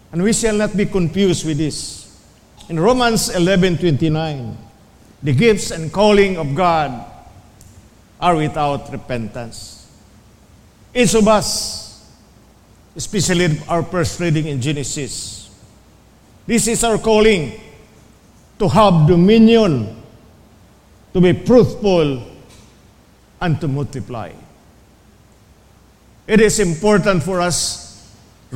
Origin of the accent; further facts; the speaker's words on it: Philippines; as a Filipino